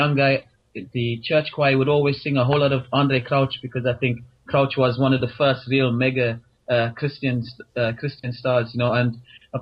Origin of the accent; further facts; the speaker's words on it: South Africa; moved away as an adult; now in Ireland; South Africa, born and bred, and I've been in Ireland now for 10 years